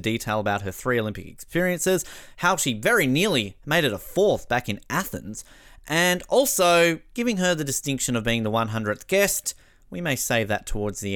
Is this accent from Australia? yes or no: yes; Australia; as an Australian